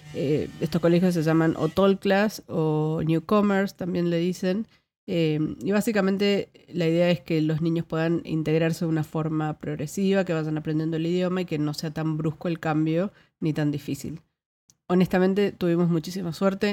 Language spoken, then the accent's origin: Spanish; Argentina; moved away as an adult; now in Netherlands; yo no me fui de Argentina, sino que me vine a Países Bajos